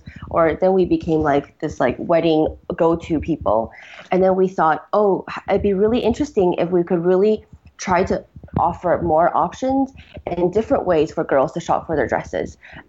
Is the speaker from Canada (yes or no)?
no; Beijing, China; also born or lived in United States; so I grew up, kind of between the US and China. I was born in Beijing originally